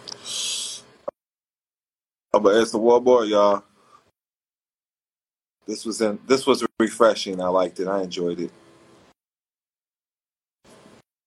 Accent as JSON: {"language": "English", "town": "Quincy", "region": "Illinois", "country": "United States", "also_born_or_lived": "St. Louis, Missouri", "said": "I'm from Illinois. I'm from Little Chicago, Quincy, Illinois."}